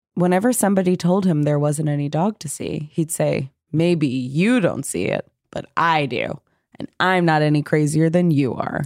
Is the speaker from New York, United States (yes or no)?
yes; New York, United States; I'm from New York